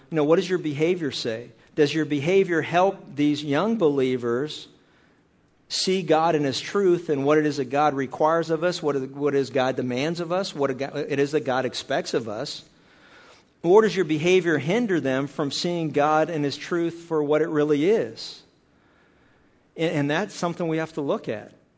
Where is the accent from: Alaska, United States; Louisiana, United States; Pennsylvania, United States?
Pennsylvania, United States; I was a kid growing up in Pennsylvania